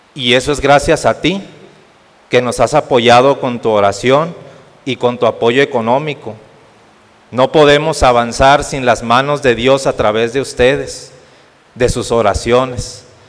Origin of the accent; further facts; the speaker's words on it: Ciudad Madero, Tamaulipas, Mexico; moved away as an adult; now in Saltillo, Mexico; soy originario de Ciudad Madero, Tamaulipas, y estoy para la diócesis de aquí de Saltillo